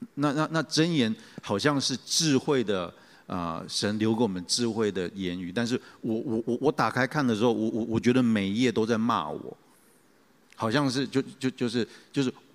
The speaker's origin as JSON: {"language": "Chinese", "region": "Taichung", "country": "Taiwan", "tie": "born or raised there", "said": "我小时候其实是在教会长大，那， 啊，我小时候有两个原因去教会，啊，一个原因是说，那个时候我的教会是在东海大学里面的路西教堂"}